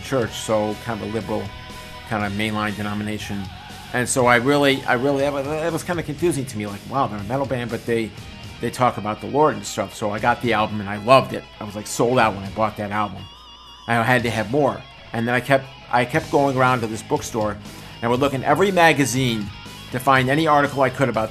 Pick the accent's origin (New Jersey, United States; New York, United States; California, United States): New York, United States; DeWitt; moved away as an adult; now in Long Island, United States; I'm originally from the Syracuse area, a place called DeWitt, New York, which is a suburb of Syracuse